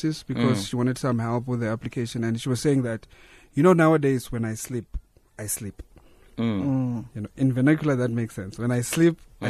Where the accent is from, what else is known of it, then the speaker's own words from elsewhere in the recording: Thohoyandou, Limpopo, South Africa; moved away as an adult; also born or lived in Cape Town; Born and bred in Limpopo, Thohoyandou